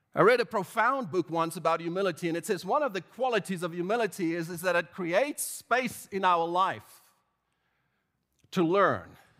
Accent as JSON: {"language": "English", "country": "South Africa", "tie": "born or raised there", "said": "growing up in South Africa"}